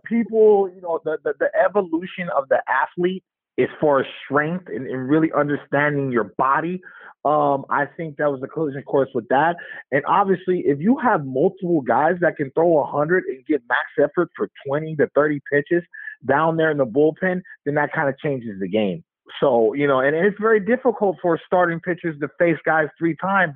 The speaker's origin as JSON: {"language": "English", "town": "Oakland", "region": "California", "country": "United States", "tie": "born or raised there", "also_born_or_lived": "Alameda, California", "said": "growing up in Oakland"}